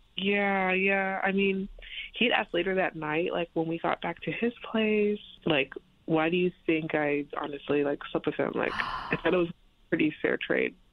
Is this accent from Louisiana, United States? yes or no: yes; Louisiana, United States; I don't live in Texas. I'm actually from Louisiana